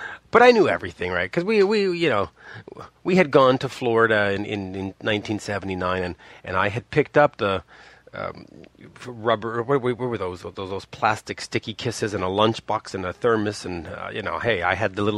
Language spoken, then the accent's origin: English; Montreal, Quebec, Canada; we're from Montreal